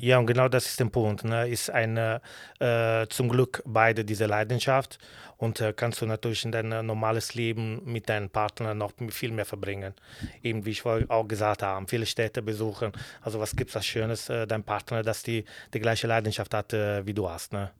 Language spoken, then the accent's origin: German; Bari, Apulia, Italy; German is a second language; also born or lived in Kürten, Germany / Cologne, Germany; now in Schwerte, Germany; bei uns, ich komme aus Bari, Apulien in Süditalien